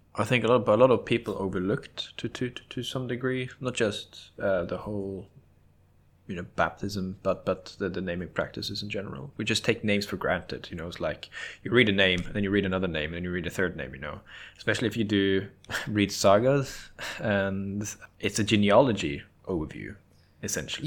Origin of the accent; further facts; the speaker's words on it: Norway; growing up in Norway